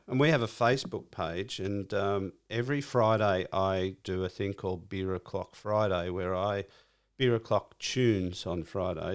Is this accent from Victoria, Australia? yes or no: no; Cronulla, New South Wales, Australia; I'm from Cronulla.